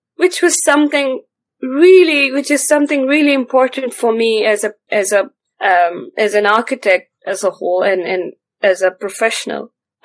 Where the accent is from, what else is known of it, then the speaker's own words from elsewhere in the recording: northern Pakistan, Pakistan; moved away as an adult; now in Cambridge, United Kingdom; from North Pakistan, basically from the feet of the greatest mountains in the world.